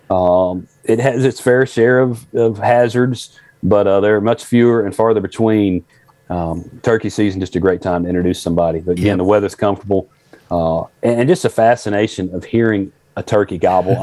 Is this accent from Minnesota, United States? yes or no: no; Memphis, Tennessee, United States; We grew up outside of Memphis, Tennessee